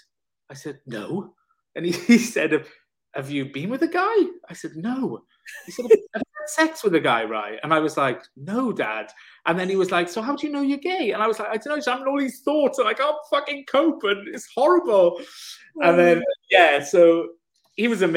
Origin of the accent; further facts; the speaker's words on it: South Wales, United Kingdom; I'm from Wales. I said, you'll never tell by the accent. I said, but I'm from South Wales.